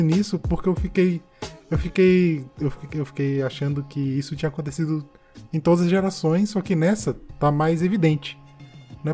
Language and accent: Portuguese; Northeast Region, Brazil; Porque eu sou do Nordeste, né? Então eu tinha muito o Bumba Meu Boi.